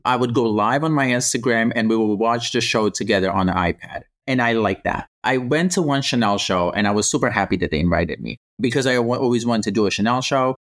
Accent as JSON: {"language": "English", "country": "Croatia", "tie": "born or raised there", "moved": "yes", "lives_now": "United States", "said": "I grew up in Croatia"}